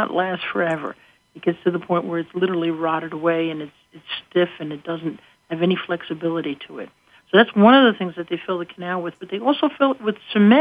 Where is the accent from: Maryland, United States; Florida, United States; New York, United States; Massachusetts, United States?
New York, United States; now in Scranton, United States; I come from New York, so I say gutta percha.